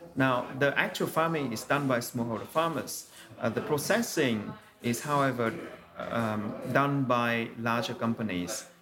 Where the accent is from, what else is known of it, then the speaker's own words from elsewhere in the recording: Vietnam; when I was growing up in Vietnam